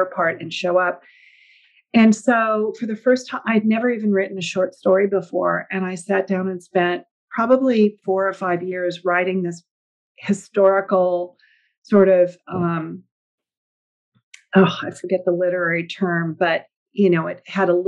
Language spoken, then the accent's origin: English; Northern California, United States; also born or lived in Napa Valley / Bay Area; I grew up in Northern California, where I currently live